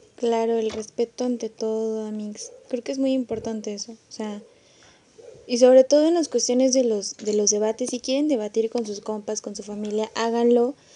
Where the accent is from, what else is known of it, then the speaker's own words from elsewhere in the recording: San Luis Potosí, Mexico; yo que soy de San Luis Potosí